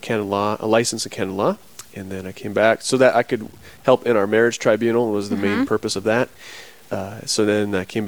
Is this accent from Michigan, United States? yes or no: no; South Dakota, United States; Berks, South Dakota is my hometown. Grew up on a farm and ranch there